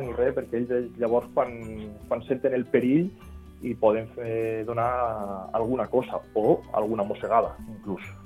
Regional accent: Val d'Aran, Catalonia, Spain; jo soc de la Vall d'Aran i normalment parlem l'aranès

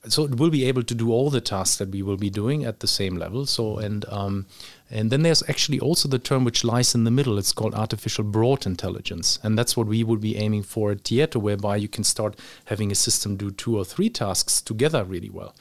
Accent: Germany; moved away; also born or lived in Luxembourg / Australia / Dubai; I grew up physically, I was, uh, in Germany when I was young.

